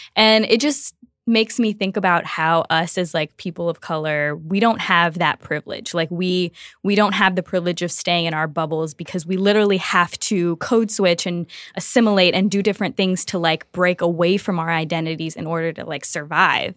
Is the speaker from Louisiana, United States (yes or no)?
yes; Louisiana, United States; I am from Louisiana